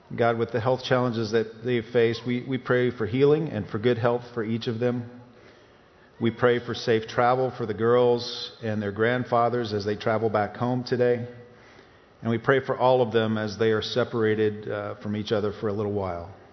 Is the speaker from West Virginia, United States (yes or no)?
no; East Tennessee, United States; growing up in East Tennessee